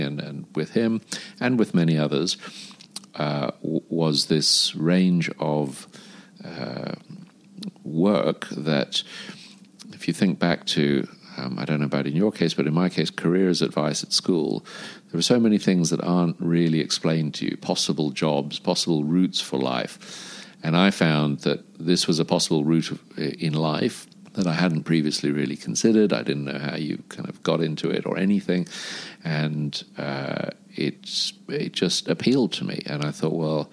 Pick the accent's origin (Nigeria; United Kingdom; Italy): United Kingdom; London; moved away as an adult; also born or lived in South Africa; now in Dubai, United Arab Emirates; I moved to London aged five. I am the son of an author and a music agent. And I grew up initially in London and the UK